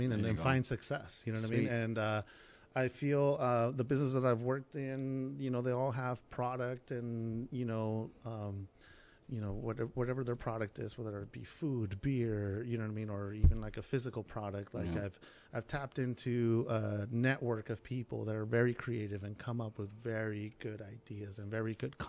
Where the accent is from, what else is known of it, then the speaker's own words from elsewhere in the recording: Tijuana, Baja California, Mexico; I was born in Tijuana, and my grandfather was a musician, and My earliest memories was hanging out with him